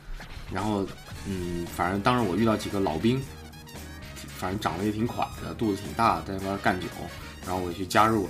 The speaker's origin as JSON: {"language": "Chinese", "country": "China", "said": "然后我们中国人呢也念，他 他们好像就是说希望我们可能加入基督教吧"}